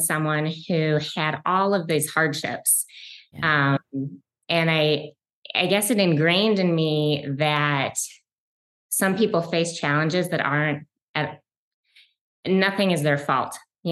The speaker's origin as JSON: {"language": "English", "town": "Detroit", "region": "Michigan", "country": "United States", "tie": "born or raised there", "said": "I grew up in a suburb of Detroit, Michigan. I'm a Michigan girl and I still live in Detroit, Michigan"}